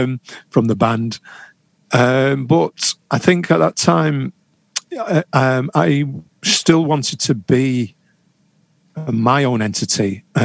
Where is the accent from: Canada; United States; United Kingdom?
United Kingdom; England; as a British citizen who's lived, you know, born and bred in England?